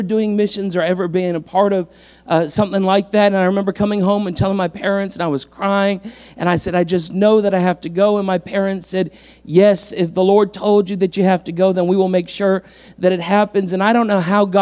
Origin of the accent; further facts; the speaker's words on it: London, Ontario, Canada; I was born and raised here in London, Ontario, on the East End, out by Dundas and Clark was kind of my hood